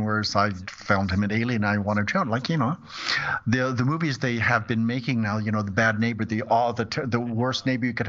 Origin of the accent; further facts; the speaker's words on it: California, United States; moved away as an adult; also born or lived in Brussels, Belgium; I was born and raised in California.